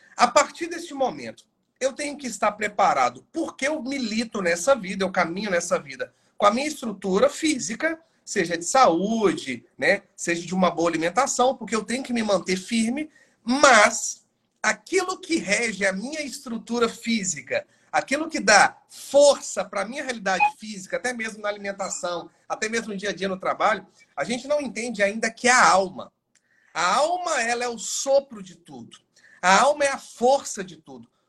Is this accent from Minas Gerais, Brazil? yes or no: yes; Governador Valadares, Minas Gerais, Brazil; moved away as an adult; now in Vitória da Conquista, Brazil; sou natural de Governador Valadares, Minas Gerais, mas já fazem aí praticamente um ano e nove meses que eu estou morando em Vitória da Conquista